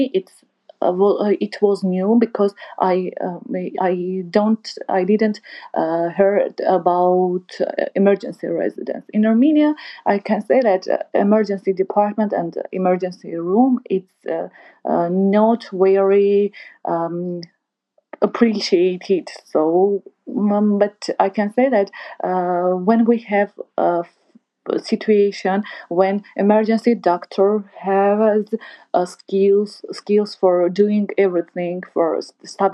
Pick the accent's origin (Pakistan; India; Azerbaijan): Azerbaijan; Artsakh, Nagorno-Karabakh; English is a second language; moved away; I'm from Artsakh